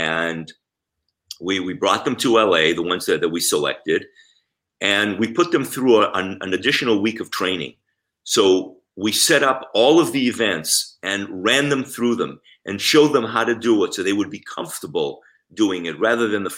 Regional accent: Israel; moved away; I grew up in Israel

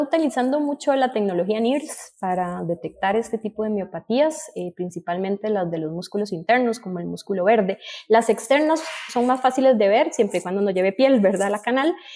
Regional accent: Costa Rica; aquí nosotros en mi país

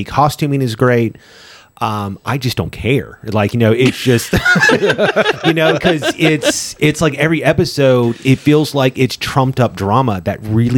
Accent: United States; I'm American

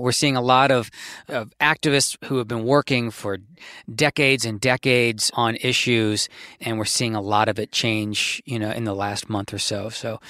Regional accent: Washington, District of Columbia, United States; as a child growing up in Washington, D.C.

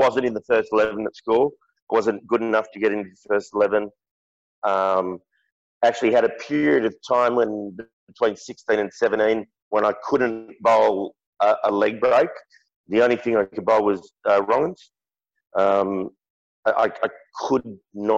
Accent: Perth, Western Australia, Australia; growing up in Perth

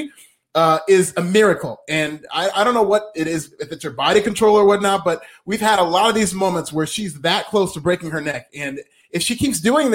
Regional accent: Liberia; I'm from Liberia

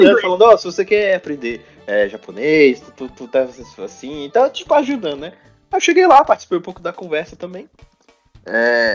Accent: Brazil; não sou espanhol, sou brasileiro

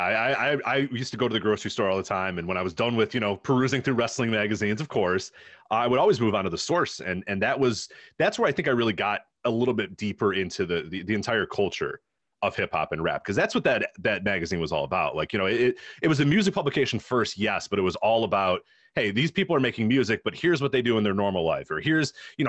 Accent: Chicago, Illinois, United States; because I mean, obviously growing up in the 90s, growing up in Chicago in the 90s, a great time to become a basketball fan, obviously.

